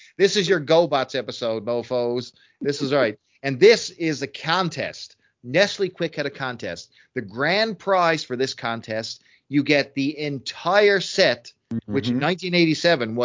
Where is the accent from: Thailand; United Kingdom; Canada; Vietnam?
Canada; as a Canadian